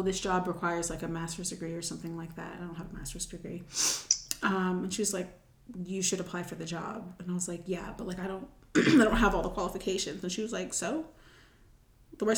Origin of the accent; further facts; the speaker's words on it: Charlotte, North Carolina, United States; Charlotte is home, and, like, I'm from Charlotte